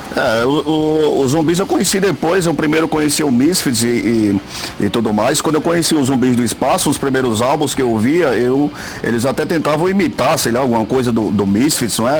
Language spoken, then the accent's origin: Portuguese; Caicó, Rio Grande do Norte, Brazil; eu sou, eu sou de Caicó